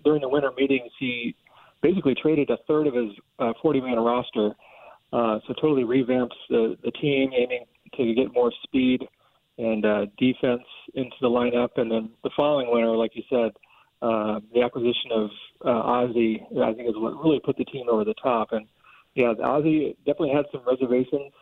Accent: St. Louis, Missouri, United States; growing up in the St. Louis area

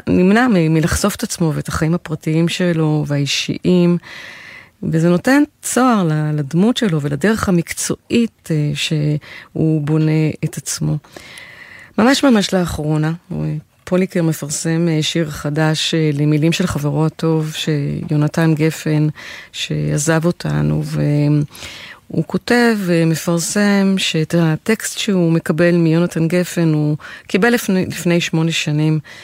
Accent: Israel; הצברית התוססת

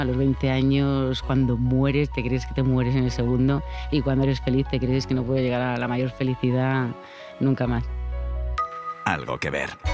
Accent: Madrid, Community of Madrid, Spain; moved away; also born or lived in Alicante; nosotros somos madrileños, pero pasamos muchos años en Alicante

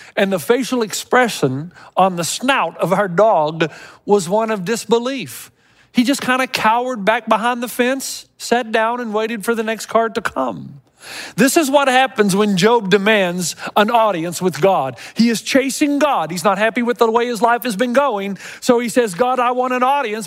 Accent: Tennessee, United States; I was growing up in Tennessee

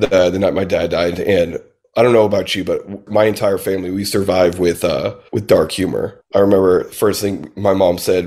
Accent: Southern Indiana, United States; now in Nashville, United States; I grew up in Southern Indiana, so and we were kind of poor growing up

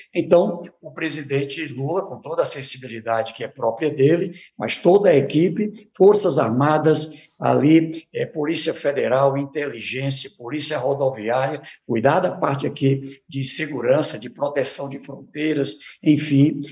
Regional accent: Brazil; Somos brasileiros

